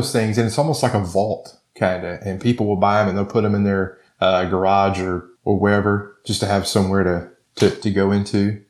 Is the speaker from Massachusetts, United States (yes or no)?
no; Virginia, United States; moved away as an adult; back home in Virginia, that, you know, we dealt with hurricanes because we're not that far. My hometown's not that far from the ocean.